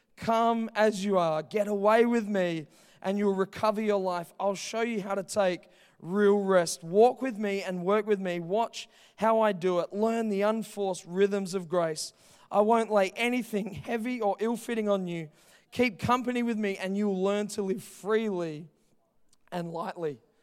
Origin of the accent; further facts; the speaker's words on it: Heathridge, Western Australia, Australia; I grew up in Heathridge, like, three minutes away. I was born in Joondalup Hospital.